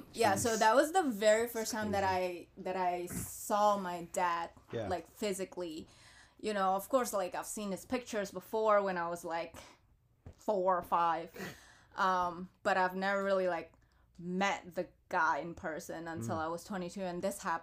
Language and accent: English; Philadelphia, Pennsylvania, United States; And just growing up in Philadelphia, and I've always been in Philadelphia, like I never really moved anywhere else, so I can't say born and raised in Philadelphia, but definitely a South Philly girl.